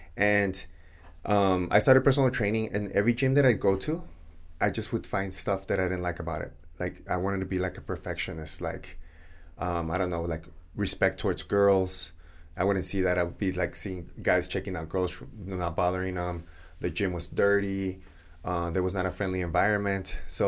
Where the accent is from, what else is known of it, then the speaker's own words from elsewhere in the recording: Ciudad Juárez, Chihuahua, Mexico; also born or lived in El Paso; I grew up in Juarez, 18 years, but I went to school here in El Paso almost all my life after third grade.